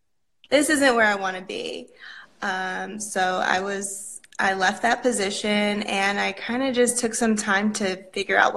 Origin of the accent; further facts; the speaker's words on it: New Haven, Connecticut, United States; I'm from New Haven, Connecticut